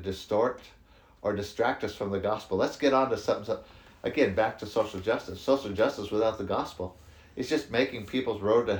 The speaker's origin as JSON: {"language": "English", "country": "United States", "moved": "yes", "said": "I'm from the States originally. You can tell by my accent."}